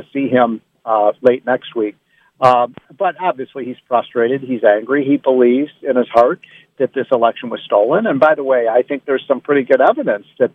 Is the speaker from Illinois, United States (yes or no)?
yes; Chicago, Illinois, United States; I'm from Chicago.